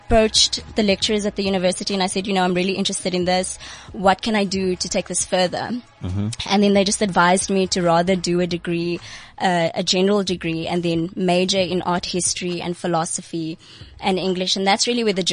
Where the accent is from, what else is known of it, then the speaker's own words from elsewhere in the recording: Bloemfontein, Free State, South Africa; I'm from Bloemfontein, so I came through this morning living in the Free State.